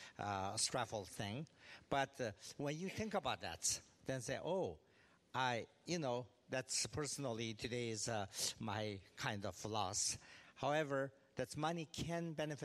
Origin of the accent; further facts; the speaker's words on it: Tibet, China; also born or lived in California; now in Bloomington, United States; Regionally, of course, I'm from Tibet, but then because due to a political situation, I end up in California